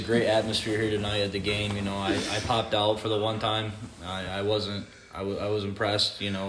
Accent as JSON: {"language": "English", "town": "Fulton", "region": "New York", "country": "United States", "said": "I'm from Fulton."}